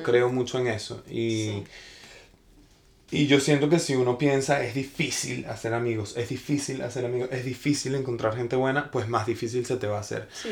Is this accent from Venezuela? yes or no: yes; Venezuela; moved away as an adult; also born or lived in Tampa, Florida / Miami; now in Los Angeles, United States; Yo nací en Venezuela, crecí en Venezuela. Pero yo me mudé a los Estados Unidos a los 19 años